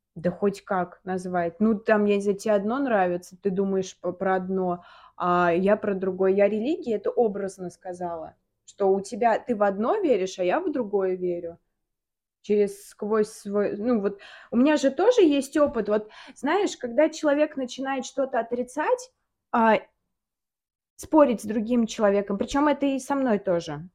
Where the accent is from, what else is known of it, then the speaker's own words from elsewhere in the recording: Samara, Samara Oblast, Russia; moved away as an adult; now in Moscow, Russia; Я, мы из Самары с Таней. Да. Кто не знает. А, я переехала в Москву, и Таня переехала в Москву